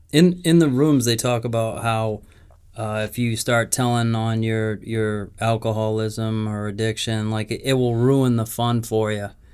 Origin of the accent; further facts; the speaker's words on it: New England, United States; We're from New England